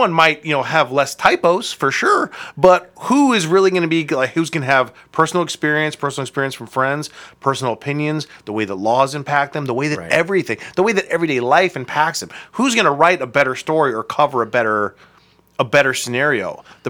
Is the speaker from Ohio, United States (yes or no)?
yes; Akron, Ohio, United States; I am from Akron.